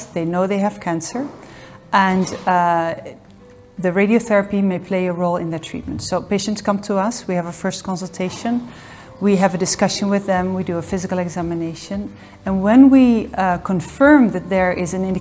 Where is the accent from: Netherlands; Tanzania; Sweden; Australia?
Netherlands; moved away as an adult; now in Geneva, Switzerland; I'm Dutch, born and raised in the Netherlands, and since 2006, I live here in the Geneva area.